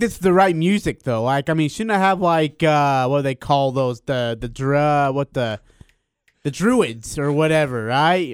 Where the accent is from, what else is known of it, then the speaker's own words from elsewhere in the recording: India; now in Utah, United States; I'm from India